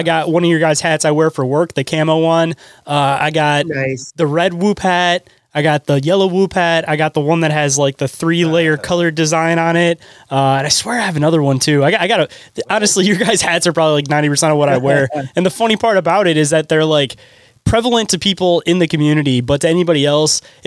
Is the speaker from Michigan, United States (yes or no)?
yes; Detroit, Michigan, United States; I'm from the Detroit area